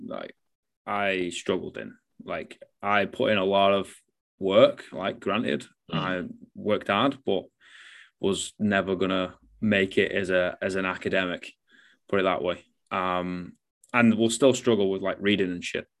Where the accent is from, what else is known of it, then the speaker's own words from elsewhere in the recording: the north of England, United Kingdom; I'm Northern English